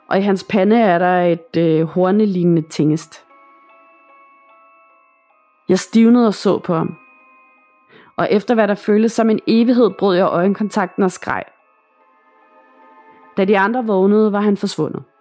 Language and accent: Danish; Northern Greenland, Greenland; Jeg vil gerne fortælle, hvad jeg oplevede, da jeg var barn i Nordgrønland, hvor jeg kommer fra.